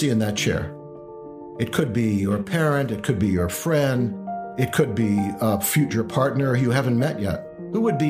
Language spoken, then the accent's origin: English; Beacon, New York, United States; I grew up in Beacon, New York, in the Hudson Valley, very beautiful area